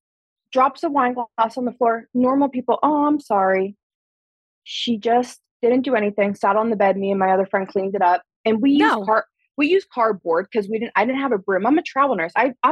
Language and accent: English; Pittsburgh, Pennsylvania, United States; I'm from Pittsburgh, Pennsylvania, but I'm in Seattle, Washington right now for work.